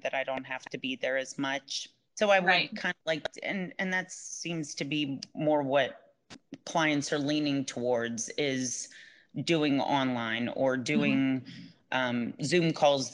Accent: Pittsburgh, Pennsylvania, United States; moved away as an adult; I'm originally from Pittsburgh, from Pennsylvania, and I've been down here for 11, 12 years

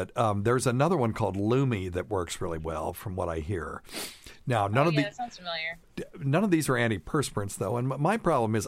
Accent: Tennessee, United States; We are from Tennessee

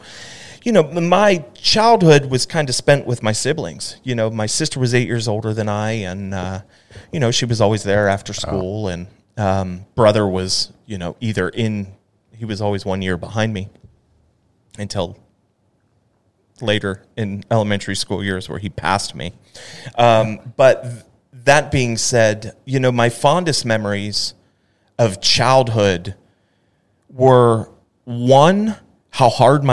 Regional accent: Pittsburgh, Pennsylvania, United States; now in Dallas, United States; growing up in Pittsburgh, especially in a football family

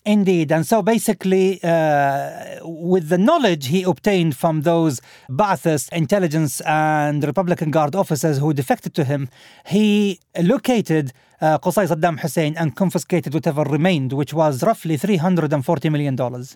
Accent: Al Khobar, Eastern Province, Saudi Arabia; moved away; my hometown also, from Al-Khubar

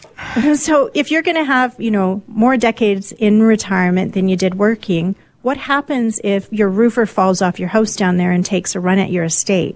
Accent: Vancouver, British Columbia, Canada; moved away; I was actually born in Vancouver and it's my hometown.

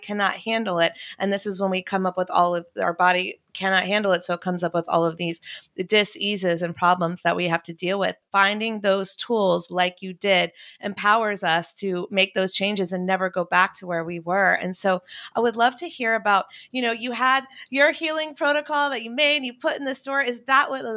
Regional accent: Chapel Hill, North Carolina, United States; I'm from Chapel Hill

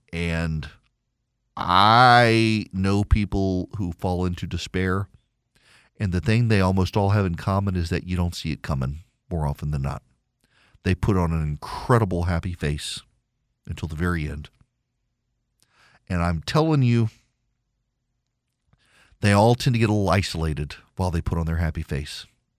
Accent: Louisiana, United States; also born or lived in Dubai, United Arab Emirates; When I was a kid, I grew up in Dubai, listened to a lot of classical music, actually. I wasn't a big 80s pop kid like my sisters were. Then moved back to rural Louisiana, and all my friends listened to country music

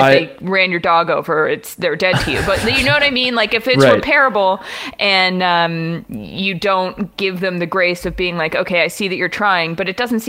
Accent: Houston, Texas, United States; I was born and raised in Houston, and like many emotionally stunted men, my relationship with my father is 90% based on our local sports teams.

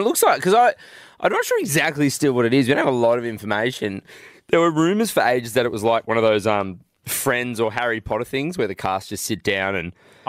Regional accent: Goondiwindi, Queensland, Australia; when I grew up in Gundawindi, we had no Woolworths or Coles.

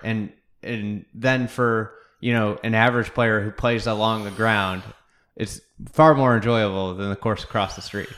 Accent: Lake Bluff, Illinois, United States; I grew up in Lake Bluff, um, in Lake Forest

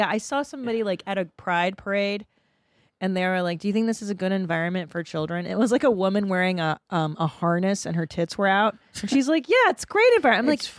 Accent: Los Angeles, California, United States; I grew up in Los Angeles

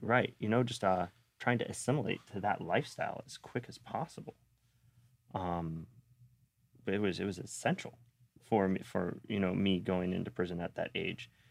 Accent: Sarasota, Florida, United States; also born or lived in North Las Vegas / Bradenton; I was raised here in Sarasota. and Bradenton out by, which is now Lakewood Ranch

